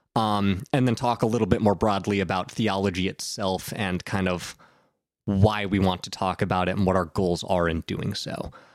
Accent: Southern Ohio, United States; I grew up in Southern Ohio

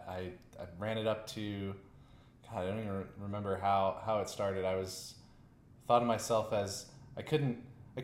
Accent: Virginia, United States; moved away as an adult; now in Las Vegas, United States; I started playing in Virginia online. That's my hometown

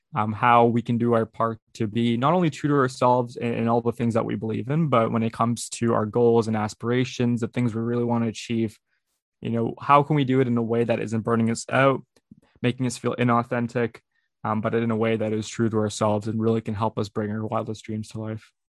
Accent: Brampton, Ontario, Canada; also born or lived in Houston, Texas; I was born in Houston, Texas, and, and grow, and grew up in Brampton, Ontario, uh, which is just outside Toronto, Ontario, Canada

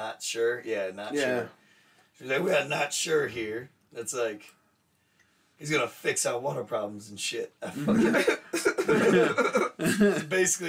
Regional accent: United States

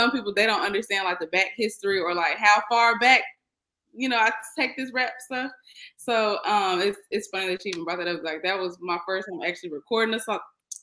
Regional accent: Austin, Texas, United States; I'm from Austin, Texas, putting on for Texas

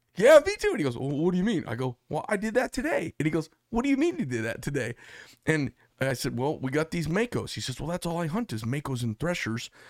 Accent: Arizona, United States; I'm from Arizona

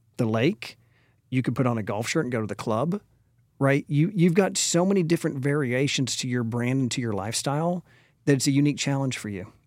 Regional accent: Dallas, Texas, United States; also born or lived in Austin, Texas; now in Frisco, United States; born and raised in Dallas, went to Lake Highlands High School

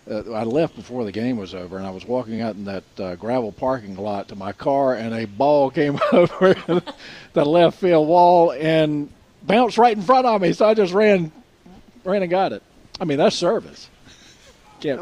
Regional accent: Nashville, Tennessee, United States; Cliff Joyner is a guy I grew up with in Nashville

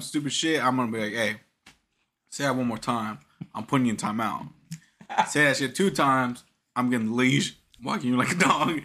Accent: New York City, New York, United States; I'm from Brooklyn

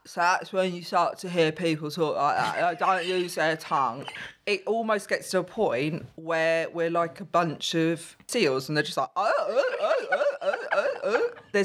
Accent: Saffron Walden, East of England, United Kingdom; accent: Essex; My mum, she's from Gateshead. My dad, he's from Lebanon, and I grew up in Essex.

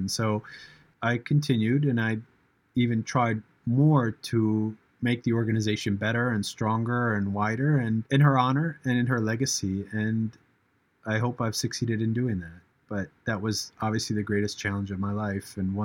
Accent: United States; being an American

